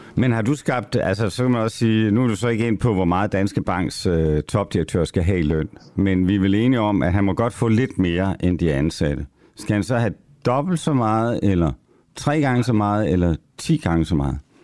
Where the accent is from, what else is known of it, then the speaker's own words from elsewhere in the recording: Copenhagen, Capital Region of Denmark, Denmark; som københavner